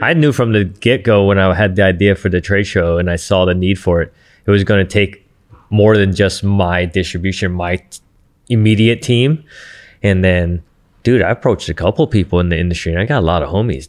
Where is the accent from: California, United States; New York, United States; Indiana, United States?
California, United States; Santa Ana; I'm from Santa Ana